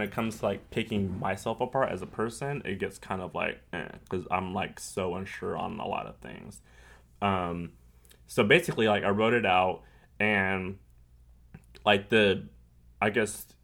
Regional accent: California, United States; I'm from California, so that's what we did.

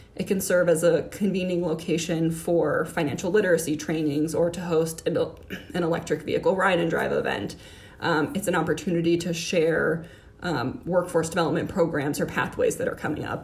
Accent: Miami, Florida, United States; moved away as an adult; also born or lived in Orlando, Florida / Washington, District of Columbia, United States; now in Columbus, United States; I grew up in Miami, Florida

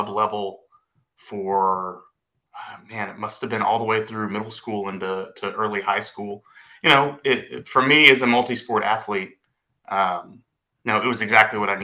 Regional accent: Grapevine, Texas, United States; I'm from Grapevine, Texas, grew up in Grapevine

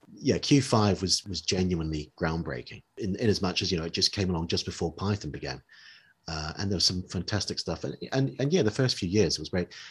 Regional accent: New Zealand; moved away; growing up in New, New Zealand.

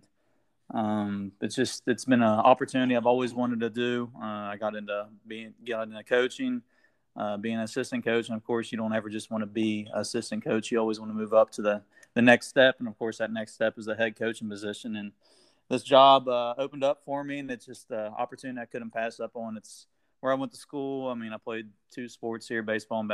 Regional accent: Ripley, West Virginia, United States; growing up in Ripley, it's a small town

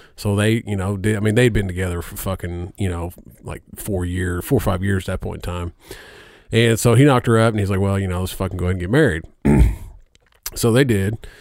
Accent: Indiana, United States; I'm from Indiana

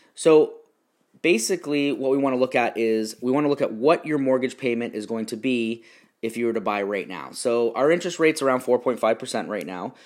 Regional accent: Stoney Creek, Ontario, Canada; also born or lived in Niagara Falls, Canada; now in Irvine, United States; I was born in Niagara Falls and grew up in Stony Creek, which is between Niagara Falls and Toronto

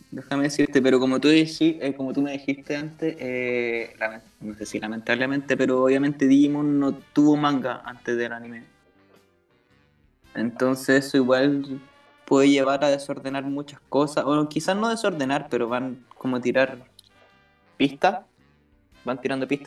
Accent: Chile; soy chileno

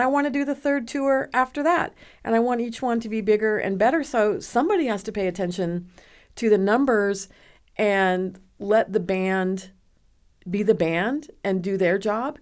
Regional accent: Nebraska, United States; moved away as an adult; now in Dallas, United States; I grew up in Nebraska

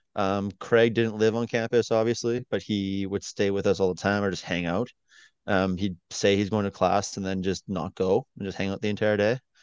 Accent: Canada; as a Canadian

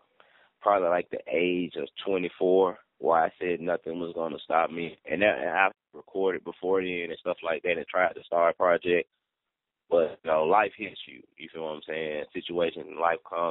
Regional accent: the South, United States; I'm from the South. So, you know, I just actually just, I don't know how, just dropped the R

